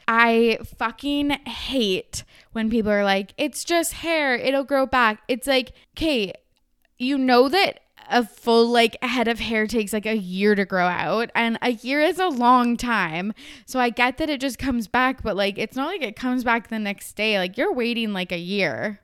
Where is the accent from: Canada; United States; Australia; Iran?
Canada; Kamloops, British Columbia; moved away; I was home in my hometown Kamloops over Christmas break